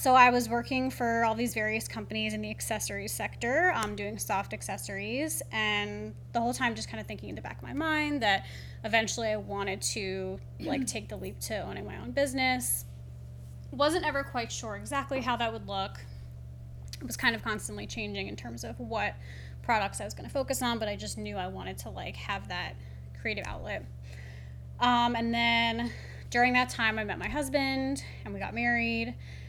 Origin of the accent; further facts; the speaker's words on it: Philadelphia, Pennsylvania, United States; moved away as an adult; also born or lived in New York City; now in Charleston, United States; I grew up in Philadelphia, and then I spent most of my earlier adult life in New York City.